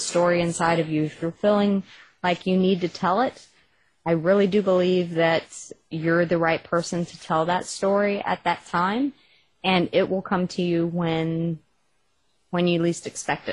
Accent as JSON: {"language": "English", "region": "Texas", "country": "United States", "accent": "Texas", "said": "my Texas accent"}